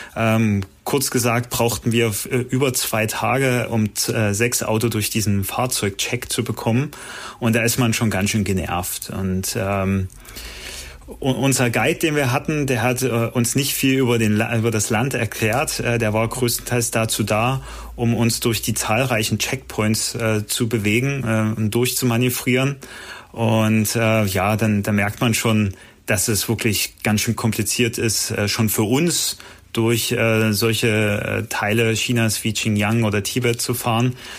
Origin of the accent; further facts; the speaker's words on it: Germany; meine Heimat